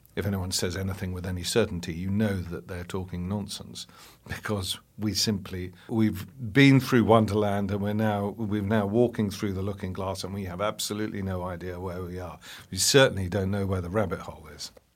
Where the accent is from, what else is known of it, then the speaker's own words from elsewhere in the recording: England, United Kingdom; which we don't celebrate here in England at all